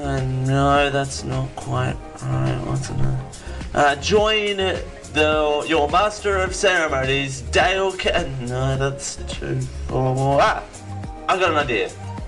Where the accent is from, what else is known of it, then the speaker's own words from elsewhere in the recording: Australia; I mean, I'm born and bred in Australia, and I'm quite proud to be in Australia